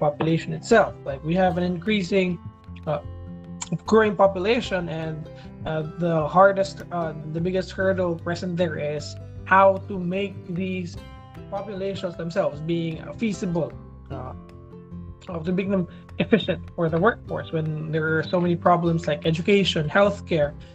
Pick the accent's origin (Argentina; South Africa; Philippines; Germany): Philippines; as being a Filipino